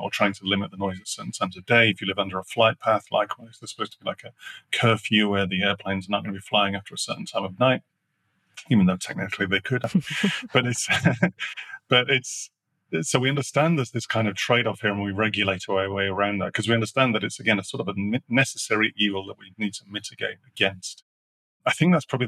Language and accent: English; Sheffield, Yorkshire and the Humber, United Kingdom; I grew up in Sheffield